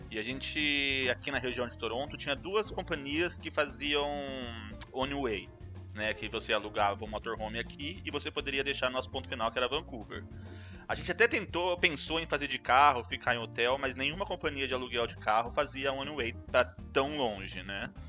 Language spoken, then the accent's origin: Portuguese; Brazil; Eu sou brasileiro, mas não, não faço as coisas, não.